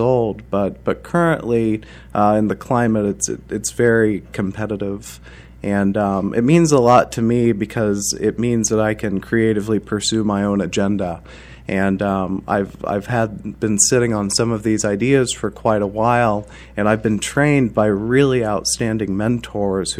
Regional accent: Muncie, Indiana, United States; I grew up in Muncie, Indiana, and I went to Ball State University

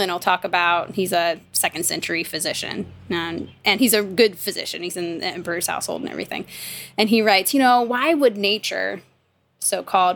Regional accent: Midwest, United States; moved away; also born or lived in the South, United States; I grew up in the Midwest

